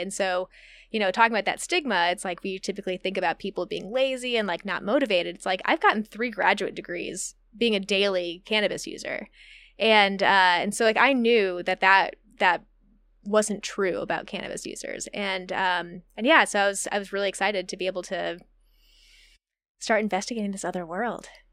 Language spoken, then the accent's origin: English; Midwest, United States; moved away as an adult; also born or lived in Indiana; now in Humboldt, United States; I'm from the Midwest